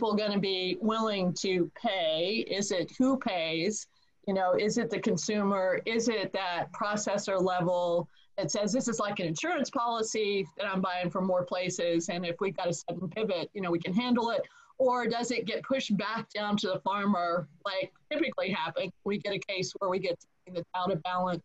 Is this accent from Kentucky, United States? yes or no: yes; Kentucky, United States; moved away; I'm from Kentucky and I keep really strong ties there.